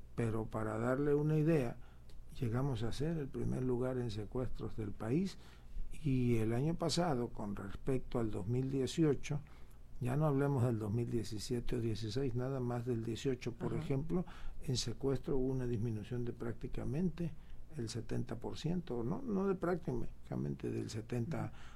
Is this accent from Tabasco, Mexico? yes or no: yes; Tabasco, Mexico; somos privilegiados los tabasqueños por haber nacido o habernos criado aquí entre tanta agua